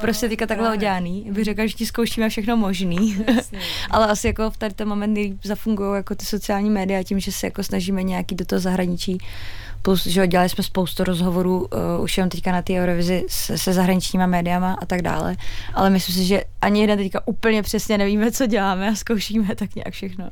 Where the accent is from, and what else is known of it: Czechia